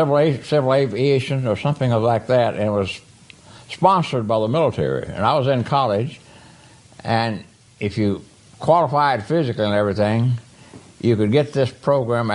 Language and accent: English; Beaumont, Texas, United States; also born or lived in Kilgore, Texas; I was born in Beaumont